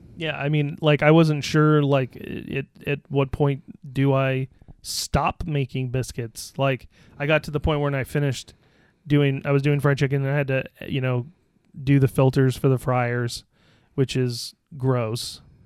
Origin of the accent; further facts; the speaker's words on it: Scotland, United Kingdom; I'm Scottish.